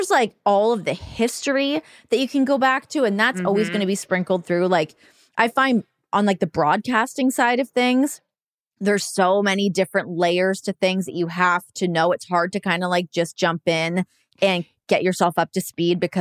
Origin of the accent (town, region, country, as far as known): Canada; moved away as an adult; now in United States